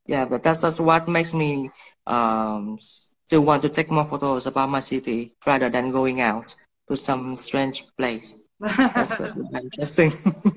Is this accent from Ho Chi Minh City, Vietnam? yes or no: yes; Ho Chi Minh City, Vietnam; I think the most aspect about taking photos in Saigon, because it's my hometown, you know, it's like, you know the place, you know the people